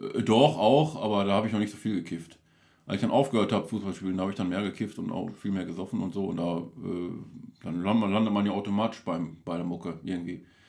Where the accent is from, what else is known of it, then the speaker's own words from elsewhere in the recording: Duisburg, North Rhine-Westphalia, Germany; gebürtiger Beker, Duisburg-Beker, also ich mhm. komme aus dem Duisburger Norden. Da habe ich auch die ersten, ich sag mal, wie bis 23 Jahre alt war.